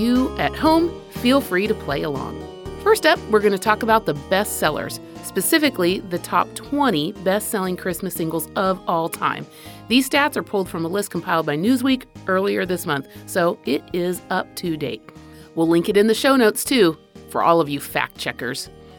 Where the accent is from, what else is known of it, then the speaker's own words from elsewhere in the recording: Spain; But a fun one for me is an old, old memory that I have growing up in Spain and wanting desperately to kiss this British boy that lived down the hall.